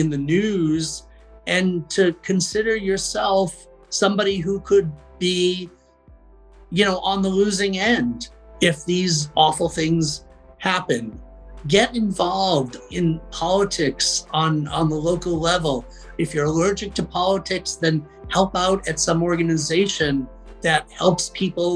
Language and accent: English; Boston, Massachusetts, United States; I had to unlearn a lot of what I had been told in suburban Boston